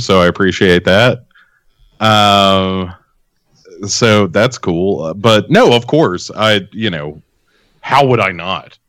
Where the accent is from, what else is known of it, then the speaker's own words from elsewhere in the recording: Clarksville, Tennessee, United States; I grew up in Clarksville, which is Uh, you know, I mean, right down the road from Adams, Tennessee